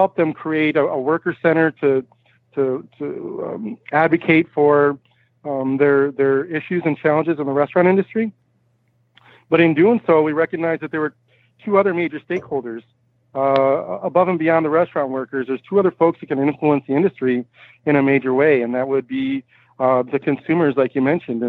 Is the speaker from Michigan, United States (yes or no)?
yes; Michigan, United States; I'm originally from Michigan